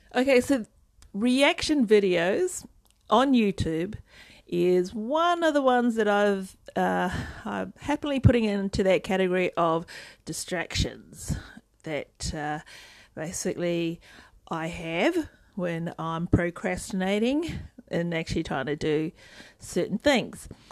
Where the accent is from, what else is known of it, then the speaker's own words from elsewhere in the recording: New Zealand; I'm a Kiwi